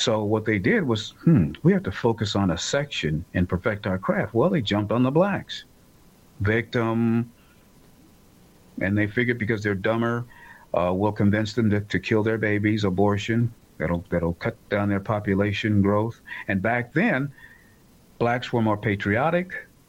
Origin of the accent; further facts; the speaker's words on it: United States; I hate to say it as an American who happens to be black, but it's the truth.